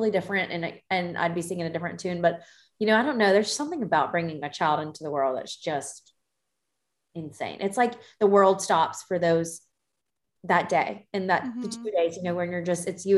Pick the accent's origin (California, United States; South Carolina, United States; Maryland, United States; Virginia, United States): South Carolina, United States; Greenville; also born or lived in Columbia, South Carolina; I grew up in Greenville